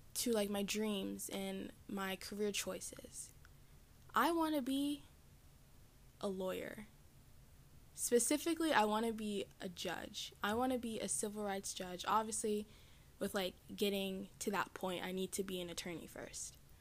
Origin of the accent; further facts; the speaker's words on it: the South, United States; I am from the South in the United States.